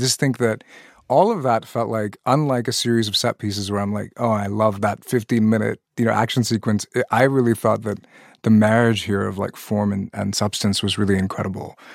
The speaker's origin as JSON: {"language": "English", "country": "Pakistan", "moved": "yes", "said": "I'm originally from Pakistan, a country that joined the nuclear arms race"}